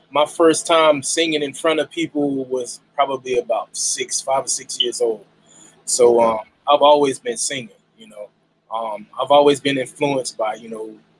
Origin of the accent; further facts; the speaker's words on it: Jacksonville, Florida, United States; I'm from Jacksonville, Duval County